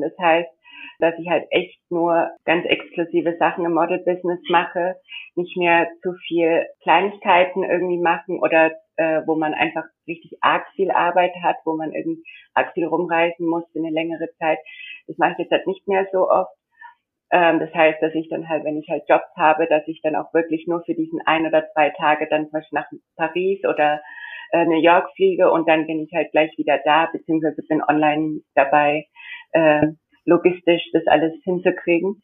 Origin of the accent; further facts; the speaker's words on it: India; moved away as an adult; now in Germany; weil ich bin in Indien aufgewachsen, also ich bin in Deutschland geboren.